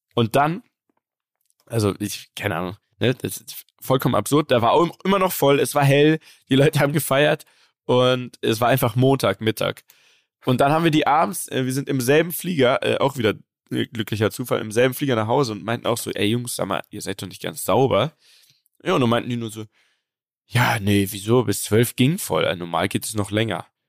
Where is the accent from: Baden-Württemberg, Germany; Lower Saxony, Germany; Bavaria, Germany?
Bavaria, Germany; Munich; das ist im Westend. Das ist mein Viertel, wo ich aufgewachsen bin